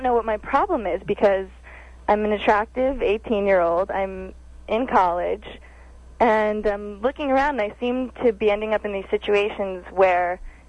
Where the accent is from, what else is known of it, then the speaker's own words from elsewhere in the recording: Los Angeles, California, United States; now in New York, United States; I'm in New York now, and I'm from Los Angeles.